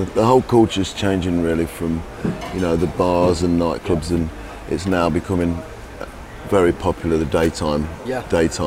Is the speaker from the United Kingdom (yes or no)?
yes; Leicester, East Midlands, United Kingdom; born or raised there